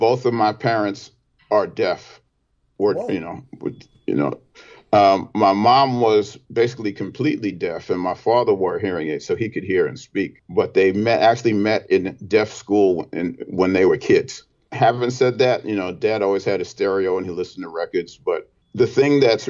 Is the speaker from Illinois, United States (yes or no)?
no; New York City, New York, United States; growing up in Brooklyn, I didn't sing in church